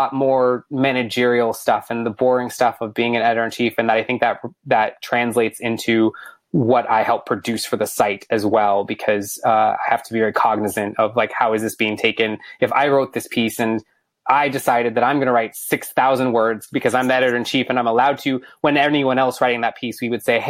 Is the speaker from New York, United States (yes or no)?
no; Bellaire, Texas, United States; I grew up in Houston, or a small city inside of Houston called Bel Air.